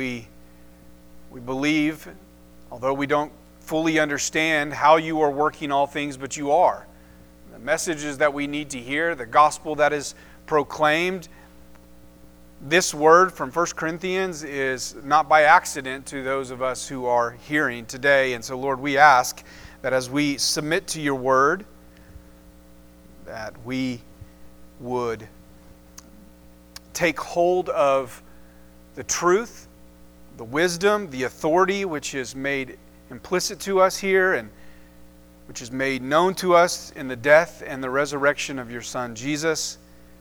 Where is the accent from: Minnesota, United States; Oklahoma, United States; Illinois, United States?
Oklahoma, United States; Enid; I grew up here in Enid